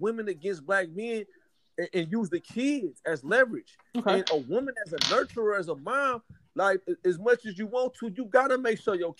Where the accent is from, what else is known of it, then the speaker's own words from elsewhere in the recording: Oakland, California, United States; also born or lived in the South (US); me being somebody who was raised, you know, by a single mom, who I grew up in Oakland, California.